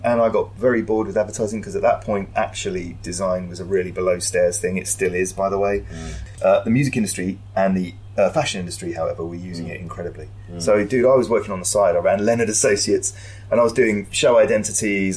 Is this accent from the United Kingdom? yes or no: yes; London, United Kingdom; Wealdstone in Zone 5 in Harrow, shithole.